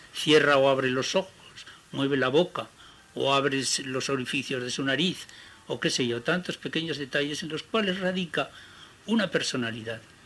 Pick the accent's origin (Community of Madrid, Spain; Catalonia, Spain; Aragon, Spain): Aragon, Spain; Crivillén; moved away; mi pueblo de Cribillén